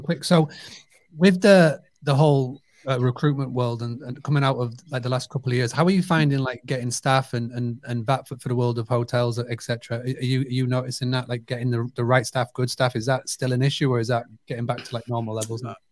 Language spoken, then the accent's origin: English; United Kingdom; I grew up on a two-hundred-acre farm, stay business. So it's amazing to me as a British person